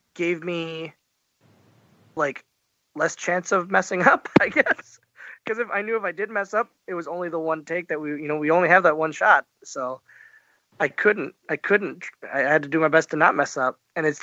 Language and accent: English; Oshkosh, Wisconsin, United States; from Oshkosh, Wisconsin